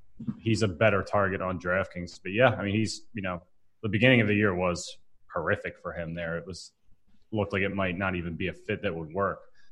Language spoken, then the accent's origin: English; Philadelphia, Pennsylvania, United States; I'm from Philly